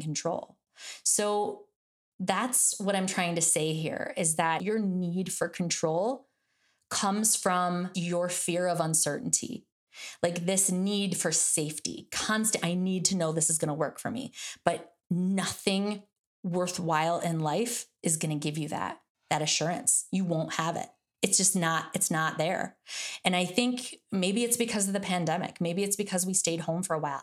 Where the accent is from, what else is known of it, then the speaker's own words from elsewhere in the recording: Michigan, United States; I'm from Michigan, that's like we pretty much learn how to drive on ice.